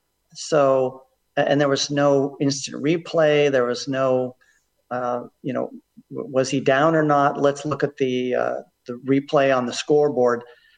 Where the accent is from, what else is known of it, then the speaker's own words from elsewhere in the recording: Palo Alto, California, United States; moved away; also born or lived in New Orleans, Louisiana; I grew up in Palo Alto. And as a boy in Palo Alto